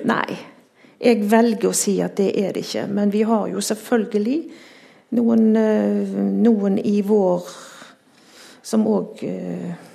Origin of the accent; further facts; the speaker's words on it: Haugesund, Rogaland, Norway; jeg er jo fra Haugesund.